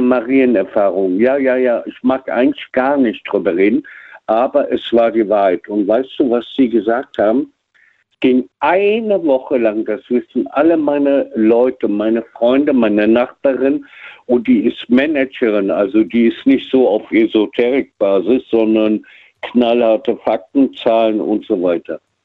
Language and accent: German; Frankfurt, Hesse, Germany; also born or lived in Cologne; in Frankfurt groß geworden